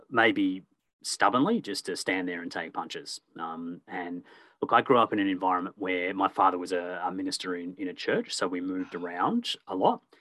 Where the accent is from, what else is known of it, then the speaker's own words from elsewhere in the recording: Perth, Western Australia, Australia; born there; also born or lived in Warragul / Echuca / Melbourne; I was born in Perth, lived in Warragul, moved to Echuca, a number of suburbs in Melbourne.